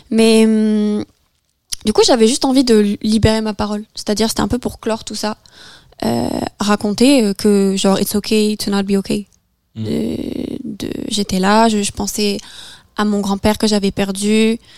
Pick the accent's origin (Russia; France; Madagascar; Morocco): France; first language French; où j'ai ressenti le besoin de m'exprimer dans ma langue natale j'ai l'impression que c'est aussi tout un travail euh, psychologique que j'ai fait, euh, c'est-à-dire d'accepter aussi mon retour en France.